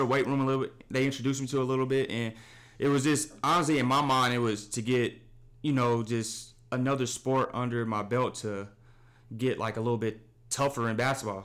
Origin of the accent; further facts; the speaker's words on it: Kansas City, Missouri, United States; I'm from Kansas City, Missouri